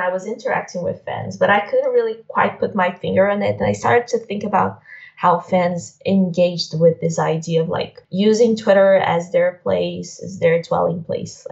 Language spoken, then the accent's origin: English; Brazil; I am from Brazil.